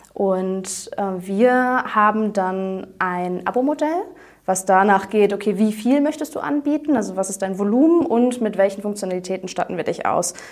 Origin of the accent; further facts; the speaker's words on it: Aachen, North Rhine-Westphalia, Germany; moved away as an adult; now in Cologne, Germany; Aachen, äh, meine Heimat